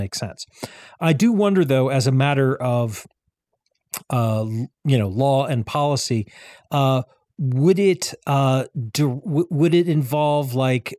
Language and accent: English; Andover, Massachusetts, United States; I grew up in the town of Andover